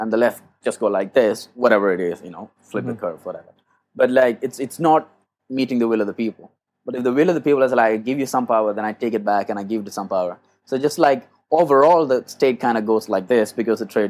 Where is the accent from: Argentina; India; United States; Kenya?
India; Kerala; moved away; my parents were actually missionaries. So we went around Kerala